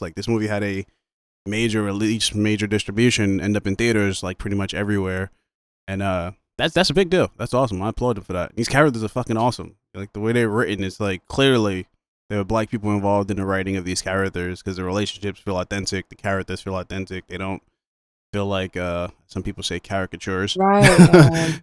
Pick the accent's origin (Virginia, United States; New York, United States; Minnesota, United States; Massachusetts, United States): New York, United States; I'm from New York. I'm black. I'm black dude from New York